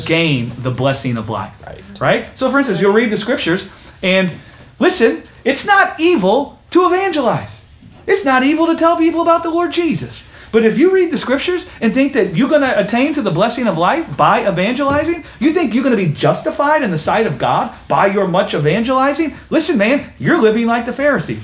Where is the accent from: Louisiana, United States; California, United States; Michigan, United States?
California, United States; Los Angeles County; Born in Los Angeles County, in the great state of California